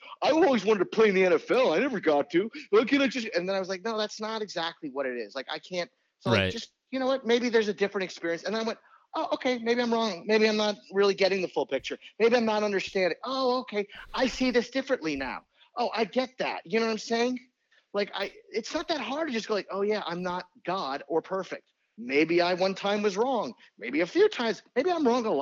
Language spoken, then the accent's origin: English; New Orleans, Louisiana, United States; also born or lived in New York; now in Virginia, United States; I'm a Saints fan because I'm from New Orleans